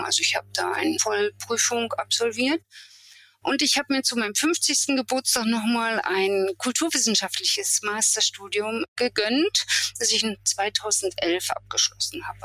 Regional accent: Germany; also born or lived in Rostock; now in Templin, Germany; Ich bin in der DDR aufgewachsen, dort zur Schule gegangen

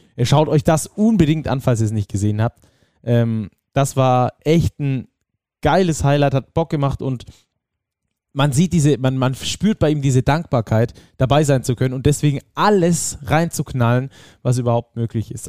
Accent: Rhineland, Germany; ich als Rheinländer auch hier zu sein. Ne? Meine Familie ist um die Ecke

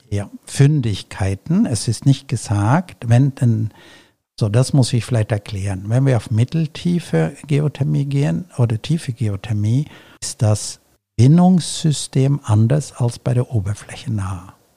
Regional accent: Celle, Lower Saxony, Germany; meiner Heimatstadt Celle

